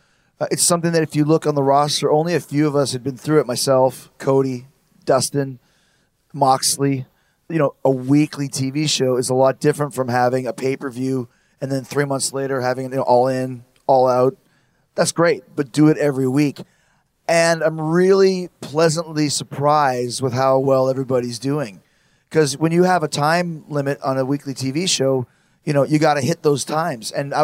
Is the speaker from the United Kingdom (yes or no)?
no; Winnipeg, Manitoba, Canada; I'm from Winnipeg.